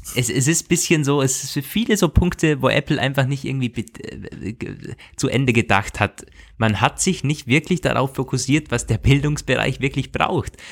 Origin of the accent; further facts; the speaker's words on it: Austria; bei uns in Österreich